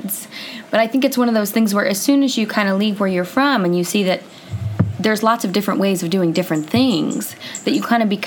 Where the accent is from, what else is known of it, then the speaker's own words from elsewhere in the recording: California, United States; I'm from California